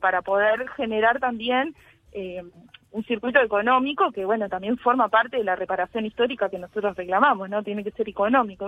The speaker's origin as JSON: {"language": "Spanish", "country": "Uruguay", "said": "los afro-uruguayos"}